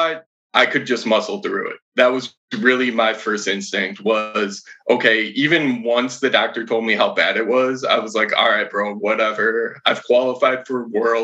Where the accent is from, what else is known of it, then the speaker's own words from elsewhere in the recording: Madison, Wisconsin, United States; I'm from Madison, Wisconsin.